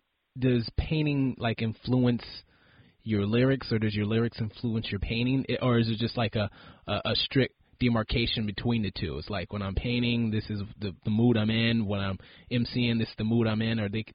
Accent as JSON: {"language": "English", "region": "New York", "country": "United States", "tie": "born or raised there", "said": "I grew up in New York"}